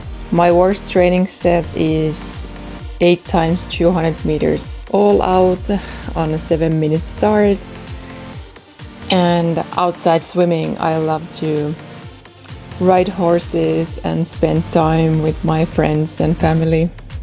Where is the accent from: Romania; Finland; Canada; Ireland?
Finland; from Finland